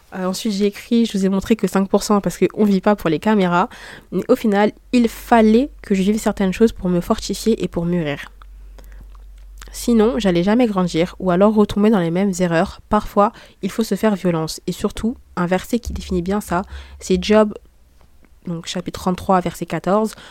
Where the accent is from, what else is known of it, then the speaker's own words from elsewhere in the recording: Saint-Denis, France; je suis née à Saint-Denis